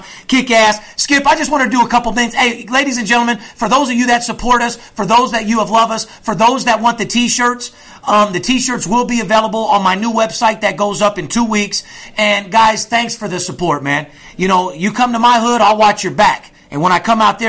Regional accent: North Las Vegas, Nevada, United States; I come from North Las Vegas

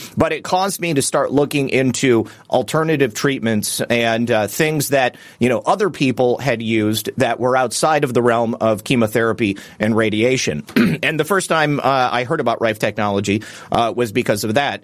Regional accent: Michigan, United States; I'm actually from Michigan as well

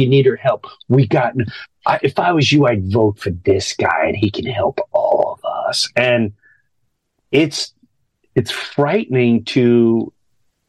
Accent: United States; as an American

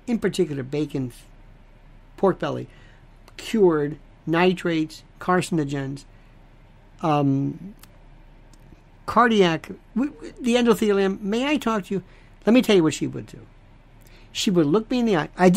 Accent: United States; I am an American

